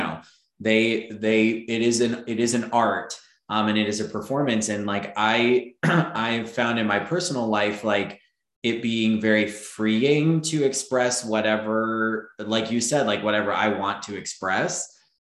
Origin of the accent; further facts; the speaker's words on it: Florida, United States; also born or lived in Texas; I grew up in Florida too. Yeah. I grew up in Florida and Texas.